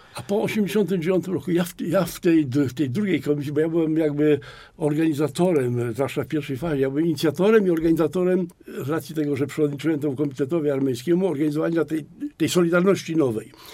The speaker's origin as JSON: {"language": "Polish", "town": "Poznań", "region": "Greater Poland", "country": "Poland", "said": "u nas w Poznaniu"}